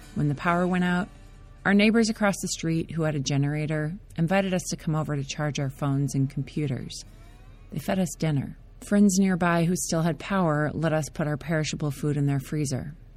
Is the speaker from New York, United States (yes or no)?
no; Minnesota, United States; I grew up in Minnesota